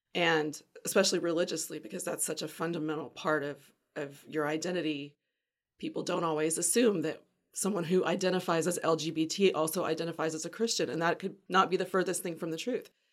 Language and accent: English; Pensacola, Florida, United States; moved away as an adult; now in Mobile, United States; I grew up in Pensacola